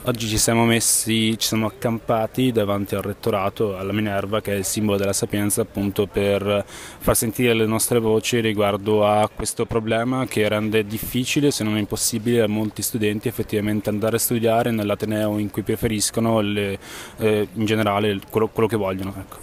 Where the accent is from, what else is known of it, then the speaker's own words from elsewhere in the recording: Vicenza, Veneto, Italy; moved away as an adult; now in Rome, Italy; ho ventuno anni e vengo da Vicenza